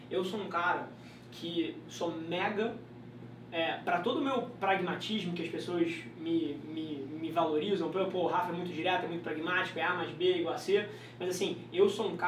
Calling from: Pompéu, Minas Gerais, Brazil; Eu falo de Pompeu, Minas Gerais.

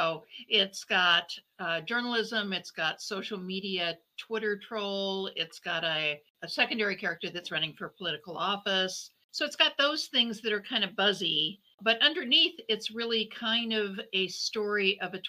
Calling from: Milwaukee, Wisconsin, United States; I'm joining you from Milwaukee, Wisconsin. It's still cold here, even though it's the end of middle of March. We don't get much spring here, unfortunately.

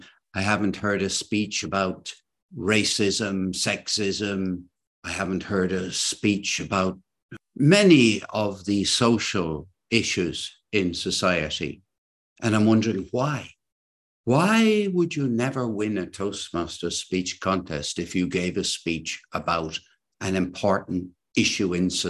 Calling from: Cork, Munster, Ireland; I'm speaking today from Cork, and there are two storytelling organizations in Cork.

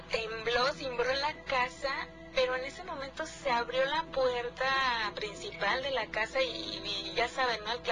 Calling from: Cuernavaca, Morelos, Mexico; Hola, buenas noches, Gina y Nacho … de Cuernavaca.

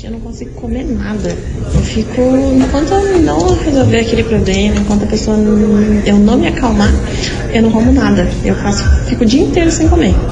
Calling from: Fazenda Rio Grande, Paraná, Brazil

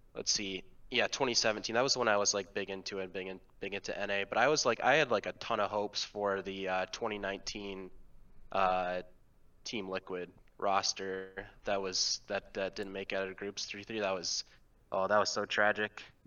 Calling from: Chapel Hill, North Carolina, United States; I'm calling from Chapel Hill, North Carolina.

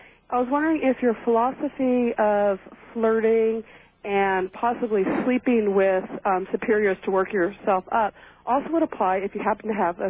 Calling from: Oregon, United States; I'm calling from Oregon.

